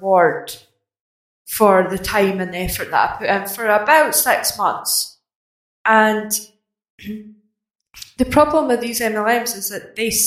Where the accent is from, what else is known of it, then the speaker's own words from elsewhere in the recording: Scotland, United Kingdom; I'm Scottish